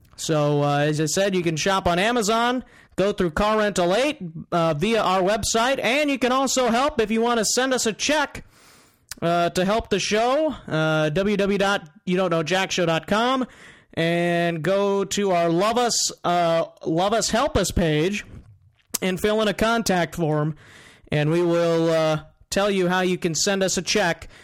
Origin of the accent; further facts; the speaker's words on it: Northwest Iowa, United States; I am from Northwest Iowa